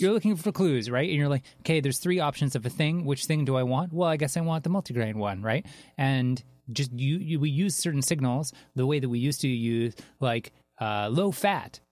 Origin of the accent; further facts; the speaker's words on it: Canada; I'm Canadian